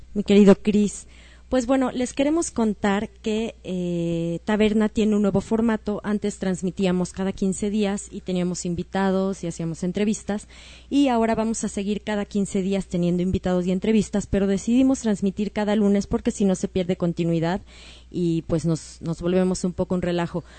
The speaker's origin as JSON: {"language": "Spanish", "country": "Mexico", "said": "como mexicanos"}